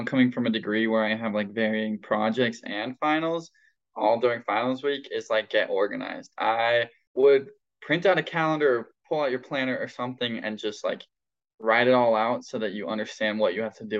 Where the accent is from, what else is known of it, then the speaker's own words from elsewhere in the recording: Salt Lake City, Utah, United States; I am a junior here at Utah State studying landscape architecture. I'm from Salt Lake, and go Aggies.